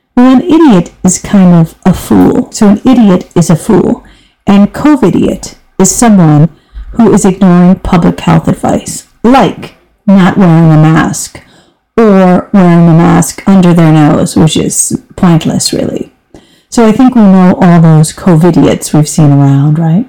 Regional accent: United States; moved away as an adult; now in Europe; I'm an American, but I've been living in Europe for over 26

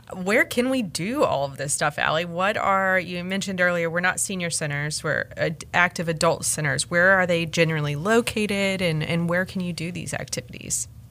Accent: Raleigh, North Carolina, United States; I was born in born in Rex Hospital, raised in Raleigh, and I, I went to high school here

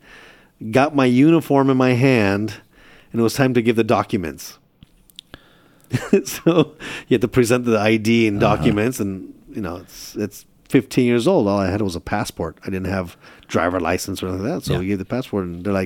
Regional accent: Chula Vista, California, United States; also born or lived in Istanbul, Turkey; I grew up in Chula Vista

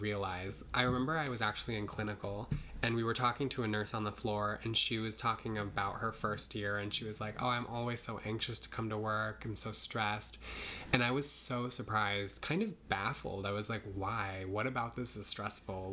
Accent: Nebraska, United States; now in New York, United States; I grew up in Nebraska

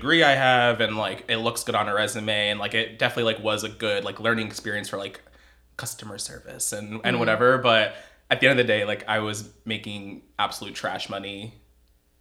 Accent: Hudson Valley, New York, United States; moved away as an adult; also born or lived in Orlando, Florida; I grew up in the Hudson Valley region of New York, so about 2 hours north here of the city.

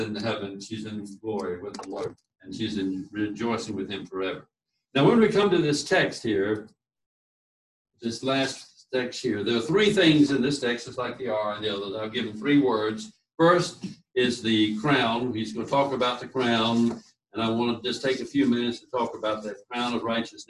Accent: Key West, Florida, United States; born there; I'll tell them I was born in a Navy hospital down in Key West.

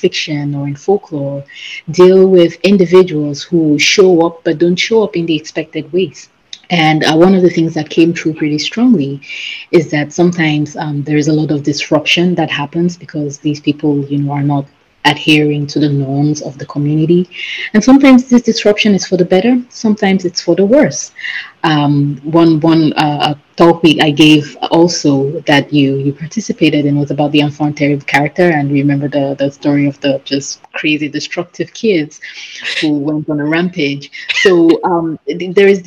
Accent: Cameroon; I come from Cameroon, which is a West African country

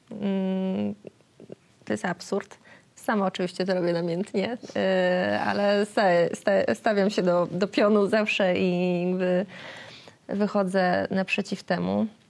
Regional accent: Otwock, Masovian Voivodeship, Poland; moved away as an adult; Pojechałam wtedy do Otwocka, e, do mojego rodzinnego miasta, w którym od roku również nie mieszkam. to jest pierwszy raz, kiedy nie mieszkam w Otwocku.

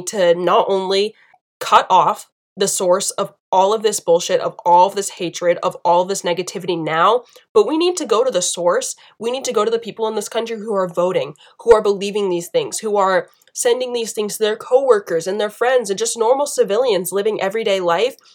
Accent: Southern United States, United States; accent: southern; my, my southern accent from earlier really popped out on that now.

